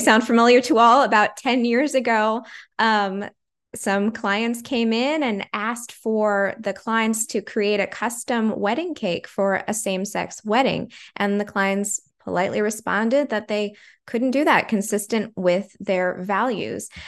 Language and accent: English; California, United States; growing up in California